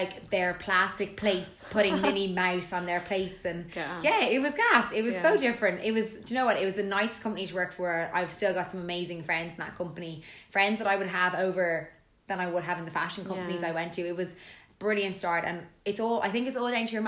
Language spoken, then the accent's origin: English; Dublin, Leinster, Ireland; moved away as an adult; also born or lived in London, United Kingdom; now in Naas, Ireland; I'm originally from Dublin. I moved to Naas because of a man. From Dublin City.